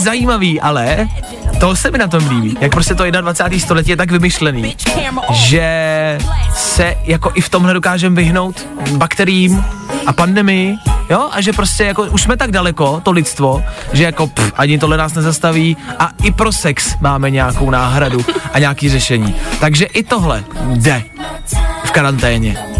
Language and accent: Czech; Czechia